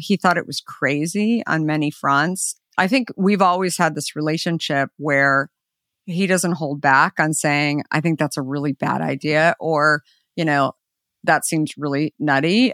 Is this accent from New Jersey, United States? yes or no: no; Arizona, United States; I grew up in Arizona